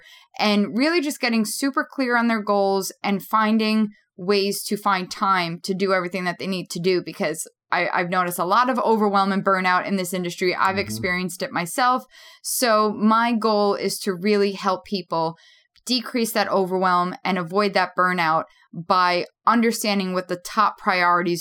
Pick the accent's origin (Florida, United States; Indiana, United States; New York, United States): New York, United States; New York City; I grew up in Queens, New York